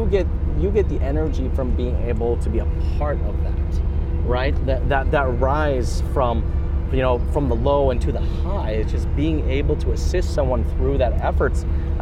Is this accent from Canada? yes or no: yes; Canada